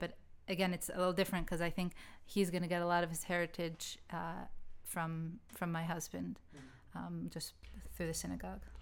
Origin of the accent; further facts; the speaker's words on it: United States; When I grew up in the States, I grew up only in Ashkenazi schools